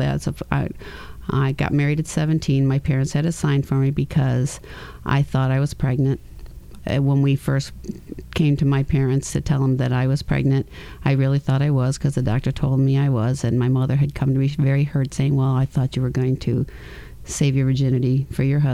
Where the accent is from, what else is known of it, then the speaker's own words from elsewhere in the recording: Grand Island, New York, United States; also born or lived in California; A place called Grand Island, New York, in a little village called Ferry Village